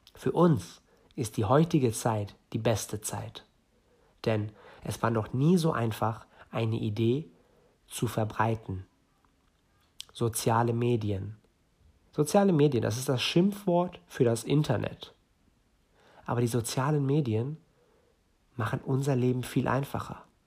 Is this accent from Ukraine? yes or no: no; Northern Germany, Germany; komme aus Norden Deutschlands, bin hier geboren, aber gebürtig Iraner